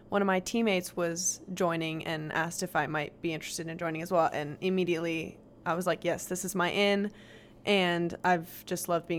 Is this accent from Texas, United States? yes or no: yes; Frisco, Texas, United States; I'm from Frisco, Texas